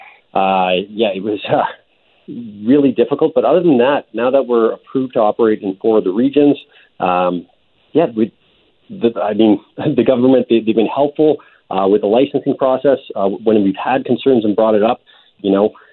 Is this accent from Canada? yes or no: yes; Thunder Bay, Ontario, Canada; my hometown, Thunder Bay, Ontario